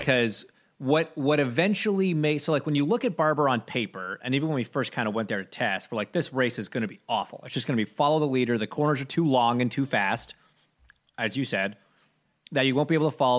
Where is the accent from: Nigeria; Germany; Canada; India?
Canada; I'm Canadian